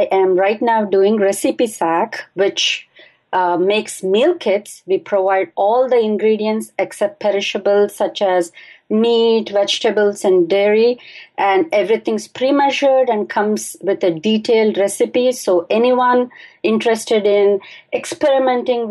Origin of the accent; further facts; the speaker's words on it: Bangalore, Karnataka, India; I was born and I grew up in Bangalore, and that's in India